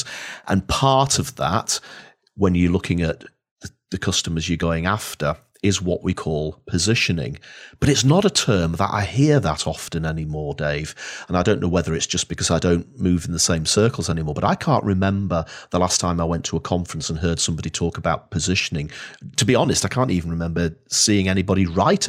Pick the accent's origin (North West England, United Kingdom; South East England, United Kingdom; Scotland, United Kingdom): North West England, United Kingdom; Lytham St Annes; moved away as an adult; also born or lived in Lake District / South Manchester; now in Edinburgh, United Kingdom; growing up in Lytham St Anne's